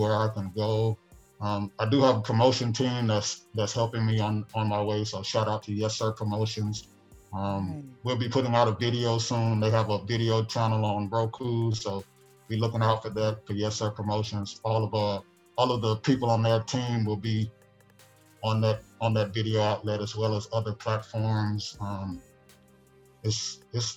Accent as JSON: {"language": "English", "town": "Chicago", "region": "Illinois", "country": "United States", "tie": "born or raised there", "also_born_or_lived": "Japan", "moved": "yes", "said": "growing up in Chicago"}